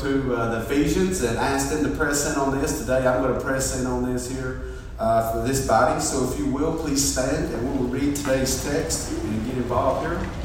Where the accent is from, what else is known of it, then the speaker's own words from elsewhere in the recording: Fort Payne, Alabama, United States; I grew up in Fort Payne, and we went to Mount Carmel Baptist Church